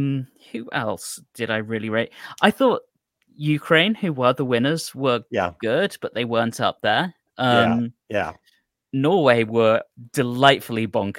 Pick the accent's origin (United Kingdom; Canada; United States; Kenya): United Kingdom; moved away